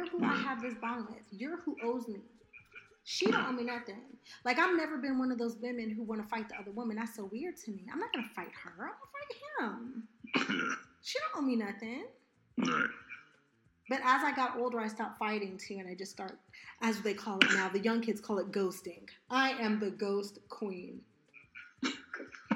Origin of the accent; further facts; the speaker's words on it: Malibu, California, United States; moved away as an adult; I grew up in Malibu